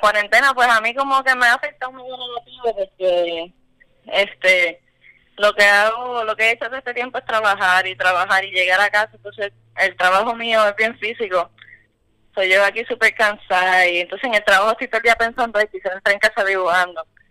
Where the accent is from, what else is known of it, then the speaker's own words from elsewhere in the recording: Cataño, Puerto Rico; soy de Cataño.